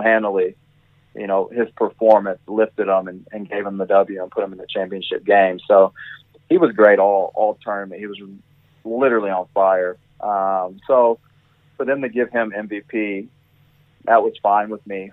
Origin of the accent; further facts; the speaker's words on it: United States; moved away as an adult; now in Australia; I am an American